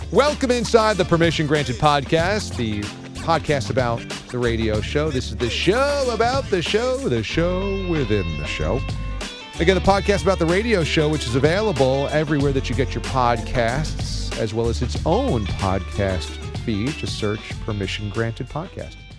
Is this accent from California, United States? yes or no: no; New York, United States; moved away as an adult; also born or lived in Fort Myers, Florida / Kansas City / Miami / Boston; I was from New York